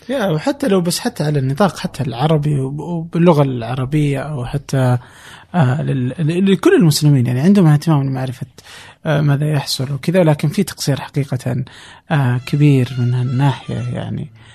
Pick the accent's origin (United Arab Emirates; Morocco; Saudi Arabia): Saudi Arabia; عندنا في السعودية